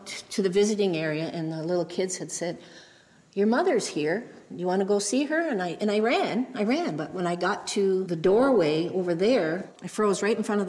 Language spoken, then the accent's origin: English; Mohawk Nation, Grand River Territory, Ontario, Canada; I'm from the Mohawk Nation, Grand River Territory